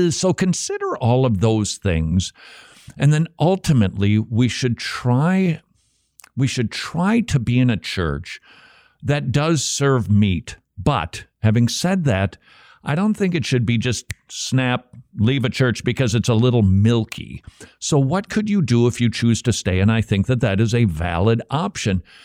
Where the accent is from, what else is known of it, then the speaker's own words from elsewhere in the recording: Minnesota, United States; moved away; I'm from Minnesota.